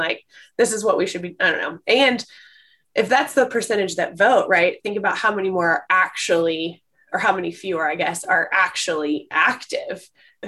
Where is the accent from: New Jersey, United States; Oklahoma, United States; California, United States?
Oklahoma, United States; Tulsa; Born and raised in Tulsa, Oklahoma